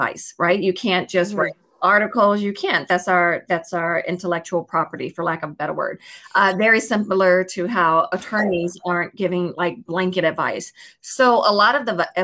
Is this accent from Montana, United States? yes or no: no; Chicago, Illinois, United States; now in Los Angeles, United States; I'm from Chicago, Illinois, born and raised, but I live out in Los Angeles, California